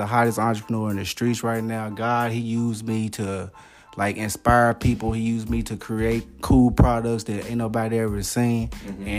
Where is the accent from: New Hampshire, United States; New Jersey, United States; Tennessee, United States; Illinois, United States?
Tennessee, United States; Memphis; growing up in South Memphis, not a lot of opportunities.